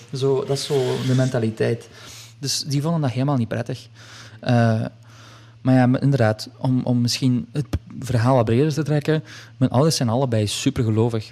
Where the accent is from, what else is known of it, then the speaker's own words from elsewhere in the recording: Hasselt, Flanders, Belgium; ik ben geboren in Hasselt